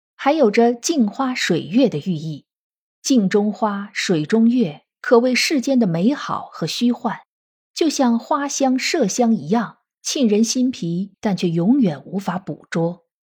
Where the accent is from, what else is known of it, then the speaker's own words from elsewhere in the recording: China; 我们中国人是一个非常重视姓名的民族